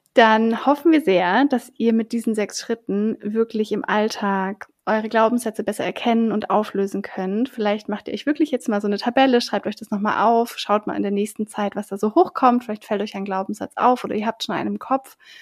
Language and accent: German; Southern Germany, Germany; ich bin ja in Süddeutschland auf dem Dorf aufgewachsen